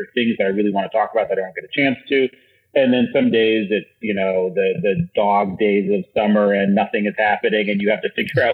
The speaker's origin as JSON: {"language": "English", "town": "Iowa City", "region": "Iowa", "country": "United States", "tie": "born or raised there", "said": "my hometown is Iowa City, Iowa"}